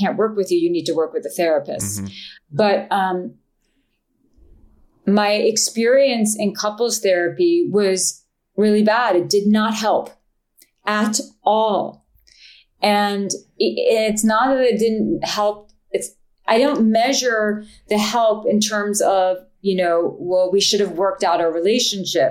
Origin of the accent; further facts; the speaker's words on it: New York, United States; I'm a New Yorker and I'm a Jew